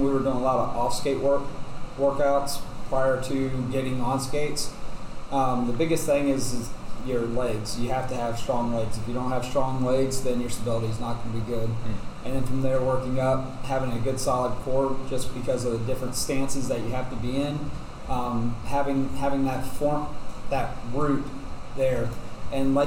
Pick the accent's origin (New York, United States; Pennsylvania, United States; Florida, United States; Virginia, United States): Virginia, United States; I'm from Virginia, down near the beach